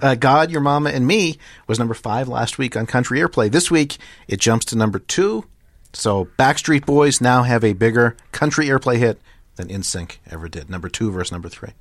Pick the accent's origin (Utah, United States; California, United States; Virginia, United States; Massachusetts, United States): Massachusetts, United States; Boston; I was from Boston